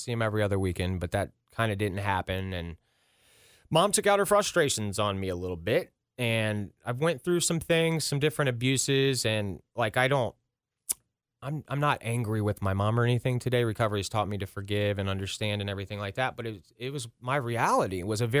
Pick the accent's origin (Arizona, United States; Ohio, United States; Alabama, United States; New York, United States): Ohio, United States; Ross; also born or lived in Princeton, Ohio; I grew up in Ross, Ohio.